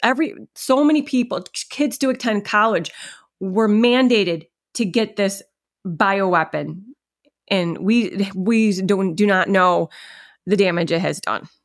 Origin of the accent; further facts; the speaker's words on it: upstate New York, United States; I live in upstate New York, And for people that don't know about New York, you tell people, "I'm from New York." They immediately think you're from the city. I am not from the city